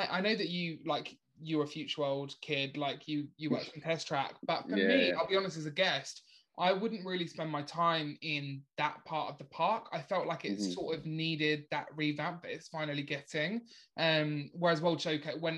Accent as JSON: {"language": "English", "area": "Essex", "region": "East of England", "country": "United Kingdom", "accent": "Essex", "said": "my Essex accent."}